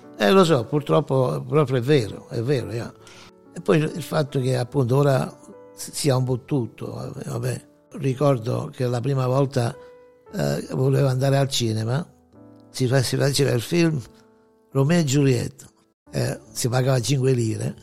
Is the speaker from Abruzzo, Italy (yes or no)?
yes; Pacentro, Abruzzo, Italy; moved away as an adult; now in Detroit, United States; nato, eh, in un piccolo paese sulle montagne d'Abruzzo, in Bol-, la provincia dell'Aquila, si chiama Pacentro